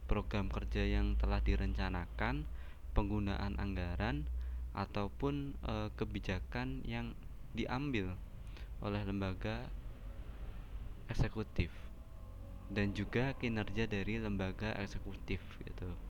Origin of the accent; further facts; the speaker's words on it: Semarang, Central Java, Indonesia; saya asli Semarang